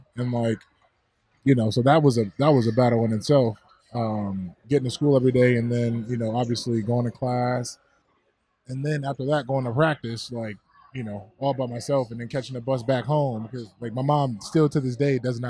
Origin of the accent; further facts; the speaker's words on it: Buffalo, New York, United States; I grew up in the East Ferry Projects on the east side of Buffalo